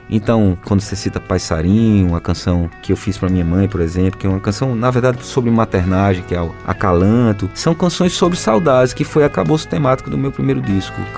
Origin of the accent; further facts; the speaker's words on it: Paraíba, Brazil; fui passar uma temporada fora do país e, estando distante, eu nunca me aproximei tanto da Paraíba